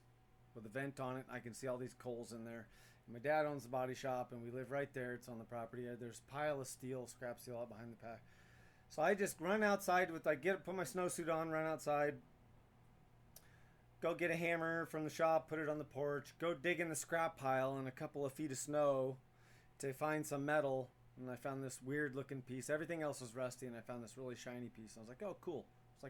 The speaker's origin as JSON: {"language": "English", "region": "North Idaho", "country": "United States", "tie": "born or raised there", "said": "I grew up way up in North Idaho, about a half hour from Canada."}